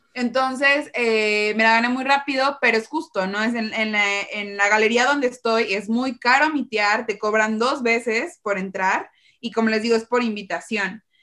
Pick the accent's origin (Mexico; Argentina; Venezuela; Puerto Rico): Mexico; como mexicanos o de Latinoamérica